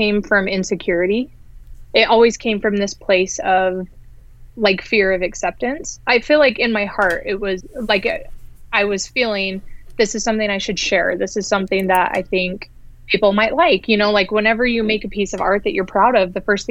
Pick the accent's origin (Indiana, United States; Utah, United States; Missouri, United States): Utah, United States; Ogden; I grew up in Utah, and the city I grew up in is called Ogden, which is about 40 minutes north of Salt Lake City